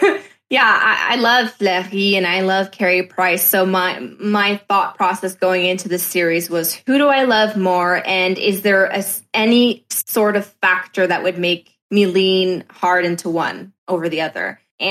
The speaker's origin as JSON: {"language": "English", "country": "Canada", "said": "I'm Canadian."}